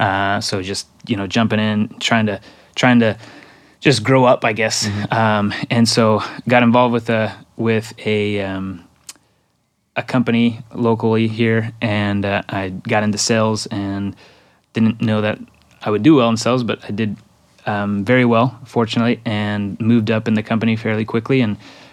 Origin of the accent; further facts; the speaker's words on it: Mexico; first language Spanish; English is a second language; And so Mexico is home for me. And I did grow up there.